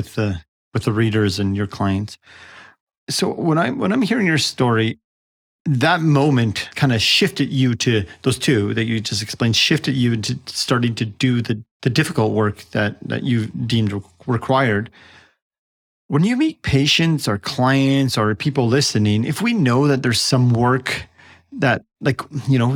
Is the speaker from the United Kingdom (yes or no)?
no; Canada; I'm Canadian